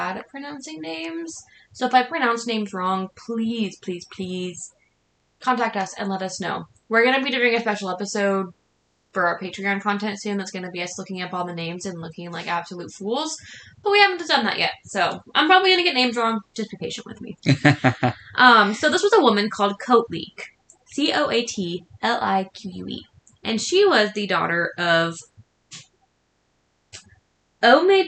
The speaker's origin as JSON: {"language": "English", "region": "Washington", "country": "United States", "said": "we are from Washington State."}